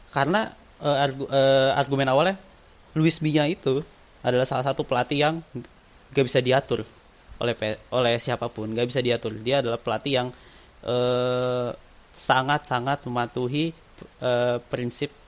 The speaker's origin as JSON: {"language": "Indonesian", "region": "Jakarta", "country": "Indonesia", "tie": "born or raised there", "said": "walaupun gue lahir dan besar di Jakarta gitu"}